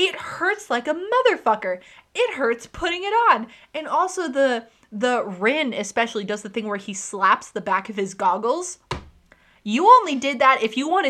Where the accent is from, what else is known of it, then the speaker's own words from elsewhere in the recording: Texas, United States; we're from Texas